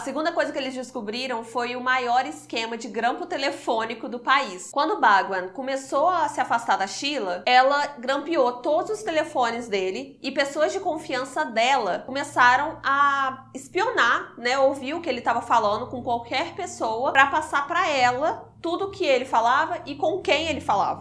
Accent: Juiz de Fora, Minas Gerais, Brazil; somos de Juiz de Fora

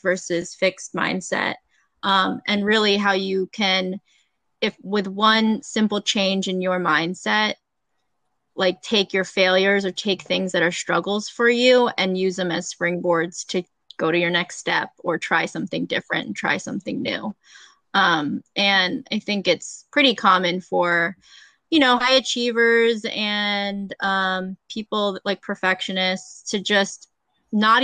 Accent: Delaware, United States; I grew up in Delaware

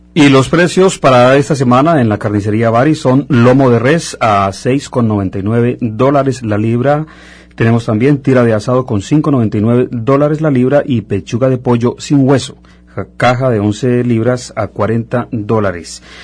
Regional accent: Colombia; now in Montreal, Canada; en mi caso colombiano, nos encanta también la música mexicana

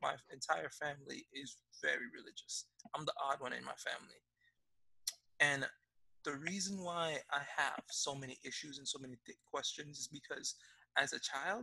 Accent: Jamaica; moved away; I grew up in Jamaica. Jamaica is probably one of the most religious countries in the world.

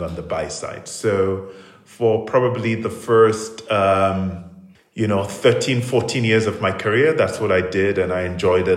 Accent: Sierra Leone; moved away; I grew up in Sierra Leone, and went to secondary school there to the Prince of Wales School

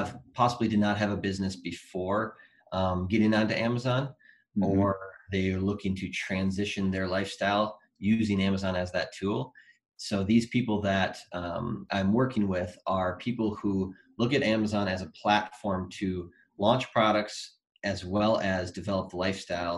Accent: Wisconsin, United States; moved away as an adult; also born or lived in Colorado; I moved from Colorado back to Wisconsin, which I'm originally from

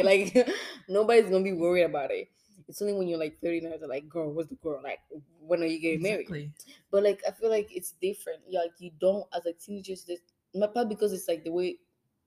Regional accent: DR Congo; we're like from Congo

